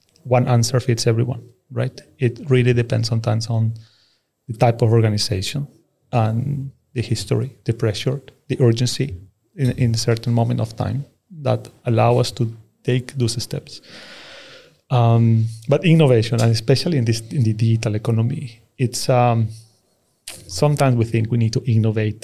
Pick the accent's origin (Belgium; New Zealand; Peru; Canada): Peru; now in Stockholm, Sweden; I come from Peru. So I'm going to tell you a bit my story, how I ended up in Stockholm and Sweden.